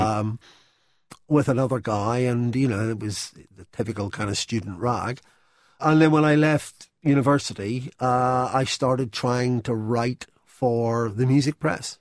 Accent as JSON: {"language": "English", "town": "Belfast", "region": "Northern Ireland", "country": "United Kingdom", "tie": "born or raised there", "also_born_or_lived": "London", "moved": "as an adult", "said": "I grew up in Belfast"}